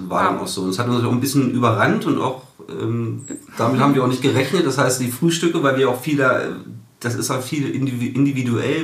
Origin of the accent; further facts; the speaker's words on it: a small suburb of Hanover, Lower Saxony, Germany; moved away as an adult; also born or lived in Italy; now in Harz, Germany; wir kommen ja eigentlich nicht aus der Großstadt Hannover, wir kommen aus einem kleinen Vorort